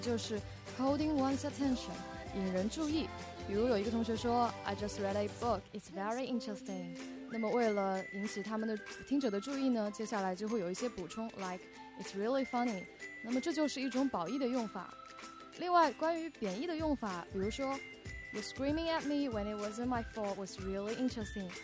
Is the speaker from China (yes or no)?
yes; China; 我们中国人